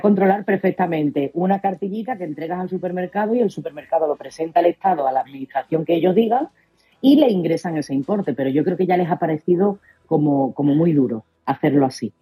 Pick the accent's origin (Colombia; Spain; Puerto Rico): Spain; Somos los españoles